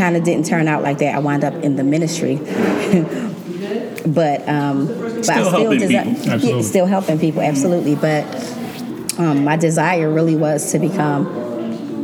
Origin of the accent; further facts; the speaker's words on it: Atlantic City, New Jersey, United States; I was born and raised in Atlantic City